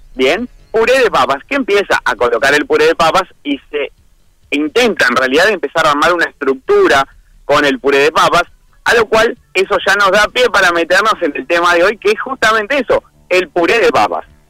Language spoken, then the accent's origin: Spanish; Flores, Uruguay; now in Montevideo, Uruguay; en el interior yo soy de Flores, hace muchísimos años que estoy acá en Montevideo.